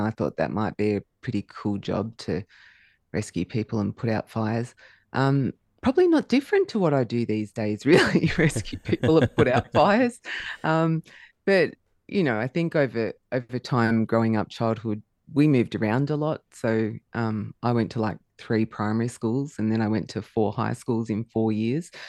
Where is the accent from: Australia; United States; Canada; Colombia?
Australia; Melbourne, Victoria; I was actually born in Melbourne.